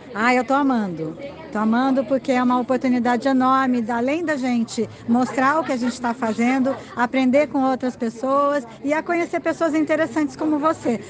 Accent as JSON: {"language": "Portuguese", "region": "São Paulo", "country": "Brazil", "said": "eu sou de São Paulo"}